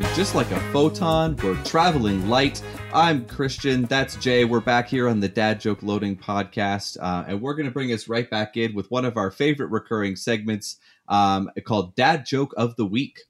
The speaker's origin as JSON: {"language": "English", "country": "Canada", "moved": "as an adult", "lives_now": "United States", "said": "being the Canadian"}